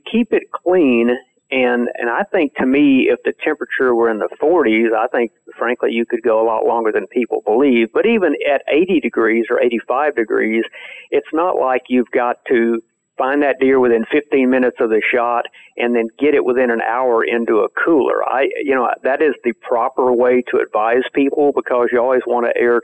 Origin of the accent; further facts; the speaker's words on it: Texas, United States; growing up in Texas, I saw people hang deer